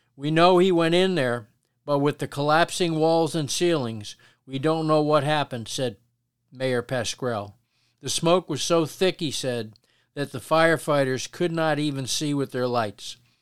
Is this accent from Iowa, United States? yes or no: no; Paterson, New Jersey, United States; the Patterson we grew up